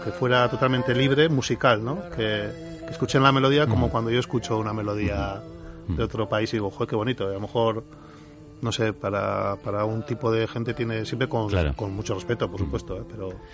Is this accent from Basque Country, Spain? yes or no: yes; Bilbao, Basque Country, Spain; yo soy de Recalde, un barrio